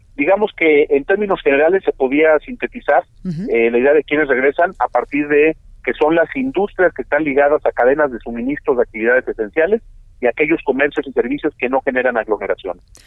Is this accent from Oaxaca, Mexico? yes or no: no; Jalisco, Mexico; como jaliscienses